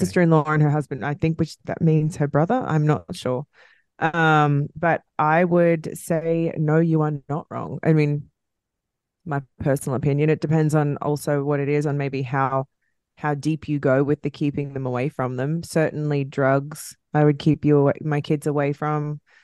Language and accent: English; Australia; accent: Australian; my Australian accent